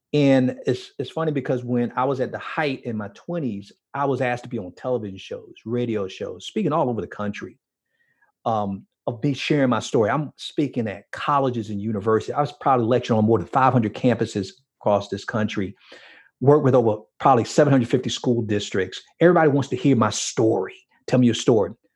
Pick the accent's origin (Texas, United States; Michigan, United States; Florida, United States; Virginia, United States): Florida, United States; Miami; growing up in Miami